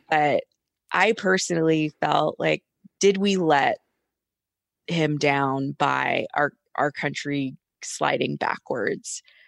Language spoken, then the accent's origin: English; Atlanta, Georgia, United States; I'm from Atlanta